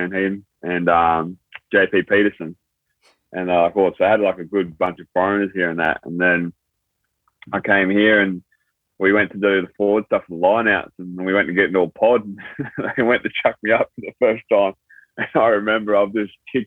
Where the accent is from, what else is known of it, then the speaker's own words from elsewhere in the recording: New South Wales, Australia; moved away as an adult; also born or lived in Thailand; now in Japan; came to Australia when I was very little, and then grew up in the New South Wales country area, like out bush in New South Wales.